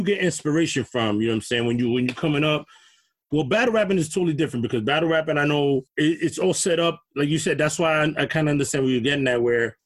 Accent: New York City, New York, United States

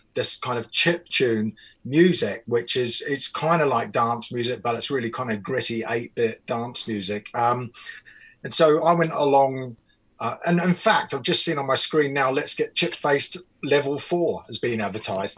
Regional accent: New Zealand; moved away; also born or lived in England; I'm from New Zealand

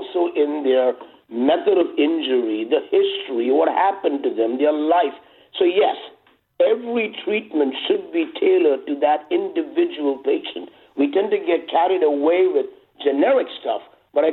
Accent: India; moved away as an adult; also born or lived in England / New York; now in Los Angeles, United States; I grew up in India from the age of 10 to 27

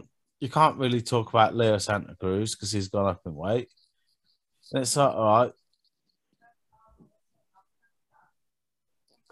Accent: United Kingdom; we're British

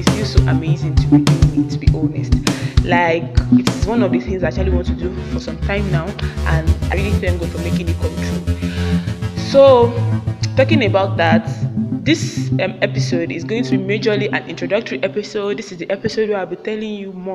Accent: Kogi, Nigeria; moved away as an adult; now in Damaturu, Nigeria; I'm from Kogi State and I'm an Ebira girl

